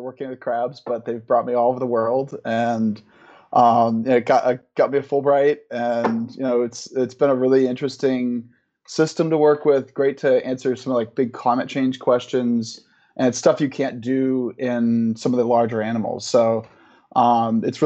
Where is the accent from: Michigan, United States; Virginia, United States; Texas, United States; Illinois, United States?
Michigan, United States; moved away as an adult; also born or lived in Rhode Island; I grew up in Michigan, like about a block and a half from Lake Michigan